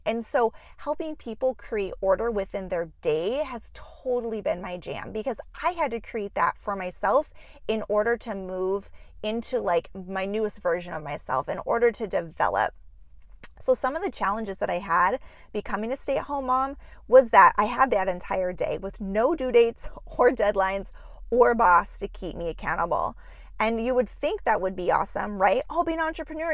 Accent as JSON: {"language": "English", "town": "Juneau", "region": "Alaska", "country": "United States", "tie": "born or raised there", "moved": "as an adult", "lives_now": "Minneapolis, United States", "said": "I was born and raised in Juneau, Alaska"}